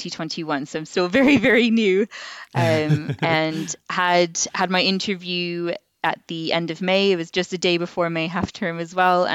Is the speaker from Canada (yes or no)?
yes; Canada; now in England, United Kingdom; Well, I as you can probably tell, I've got a bit of an accent. So I moved over to England from Canada about 8 years ago.